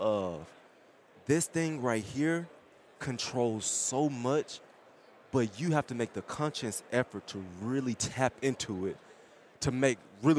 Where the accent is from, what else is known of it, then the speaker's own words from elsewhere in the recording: Mississippi, United States; I'm from Mississippi.